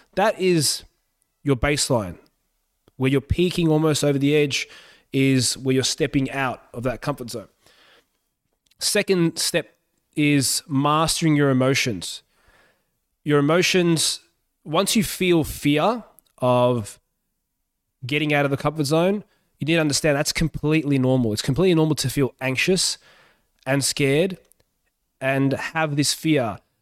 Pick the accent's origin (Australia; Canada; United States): Australia; English is a second language; also born or lived in Yugoslavia; I moved to Australia when I was four during the civil war in Yugoslavia